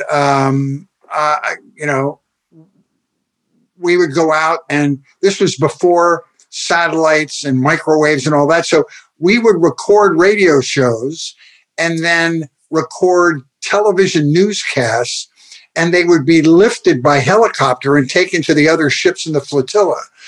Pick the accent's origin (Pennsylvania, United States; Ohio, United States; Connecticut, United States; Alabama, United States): Pennsylvania, United States; Philadelphia